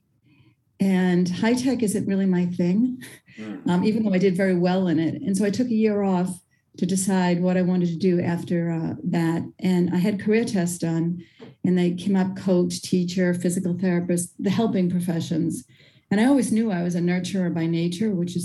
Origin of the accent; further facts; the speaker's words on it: Boston, Massachusetts, United States; moved away as an adult; also born or lived in Arizona; now in Cary, United States; I'm from Cary, North Carolina today, and originally from Boston.